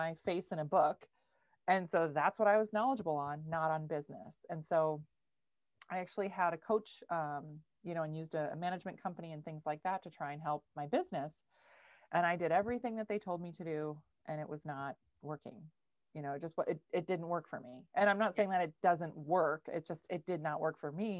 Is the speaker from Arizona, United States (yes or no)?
no; Minnesota, United States; I live in Minnesota. I'm from Minnesota. I grew up on a goat farm.